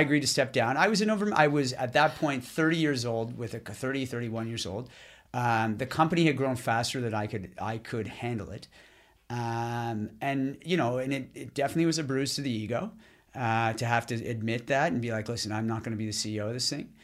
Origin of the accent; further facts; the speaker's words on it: Ottawa, Ontario, Canada; moved away as an adult; also born or lived in Boston / Montreal; back to Ottawa, where I'm from